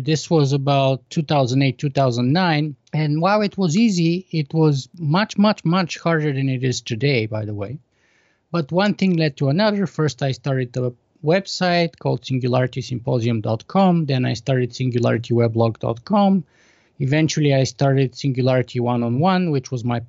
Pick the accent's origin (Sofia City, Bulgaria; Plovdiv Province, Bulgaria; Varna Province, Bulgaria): Plovdiv Province, Bulgaria; Plovdiv; accent: Bulgarian; English is a second language; moved away as an adult; I was born in Bulgaria in 1976 at the sort of height of the Cold War. So I grew up behind the Iron Curtain in communist Bulgaria until I was 14